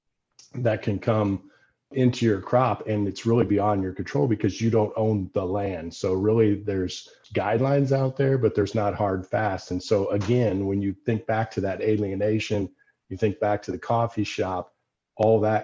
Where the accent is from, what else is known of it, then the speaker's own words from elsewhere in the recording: Decatur, Illinois, United States; I worked on those farms growing up in Decatur, Illinois.